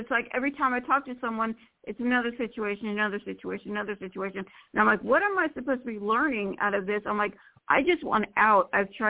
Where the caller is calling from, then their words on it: Florida, United States; from Florida.